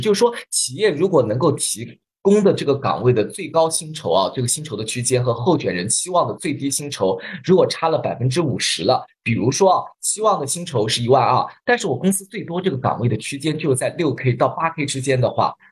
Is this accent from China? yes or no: yes; China; 我们中国人